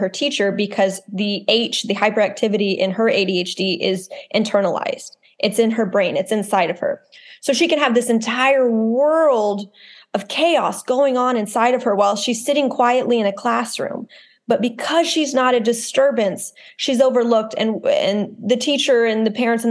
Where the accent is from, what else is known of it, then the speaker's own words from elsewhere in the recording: Texas, United States; I'm from Texas, I'm from the South